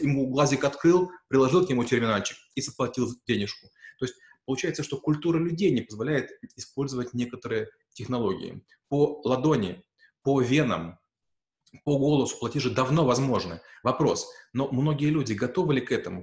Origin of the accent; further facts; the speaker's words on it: Ukraine; moved away as an adult; now in Russia; Я украинец, я в России живу уже там 8 лет